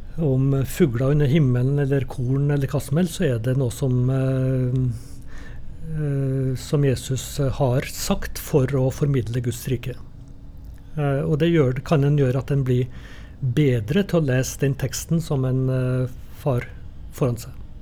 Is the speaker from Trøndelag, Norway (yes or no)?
yes; Trondheim, Trøndelag, Norway; i kirka når jeg vokste opp på, i Trondheim.